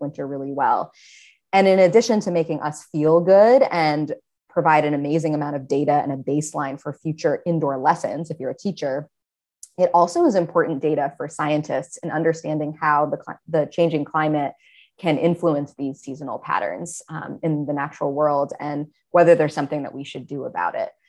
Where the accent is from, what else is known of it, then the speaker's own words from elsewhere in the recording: Maine, United States; I grew up in Maine and spent a lot of time outdoors as a kid